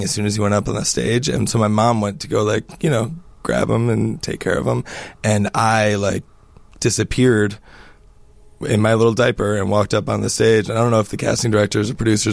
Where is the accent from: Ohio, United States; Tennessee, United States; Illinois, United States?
Illinois, United States; Chicago; moved away as an adult; also born or lived in New York City / Los Angeles / Minnesota / New Jersey; grew up here, you know, playing hockey and getting in trouble